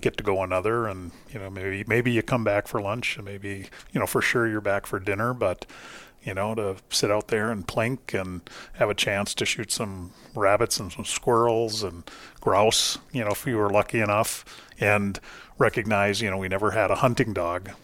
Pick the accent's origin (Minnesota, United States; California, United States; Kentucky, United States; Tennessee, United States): Minnesota, United States; Duluth; originally, I grew up in, uh, Duluth, Minnesota